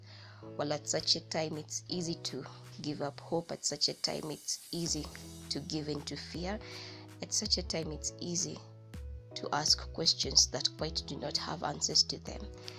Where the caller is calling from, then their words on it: Nanyuki, Laikipia County, Kenya; Hello, good people. I'm reaching out from Nanyuki, Kenya.